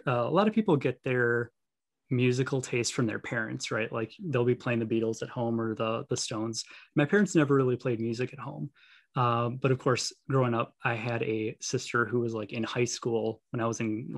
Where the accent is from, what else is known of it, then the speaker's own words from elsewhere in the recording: Milwaukee, Wisconsin, United States; Born and raised in Milwaukee